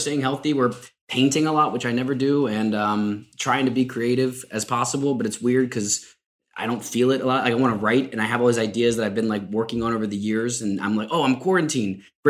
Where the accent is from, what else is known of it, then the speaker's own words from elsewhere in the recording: Kentucky, United States; moved away; also born or lived in Madrid; born and raised in Kentucky. It's obviously a very religious place in many parts.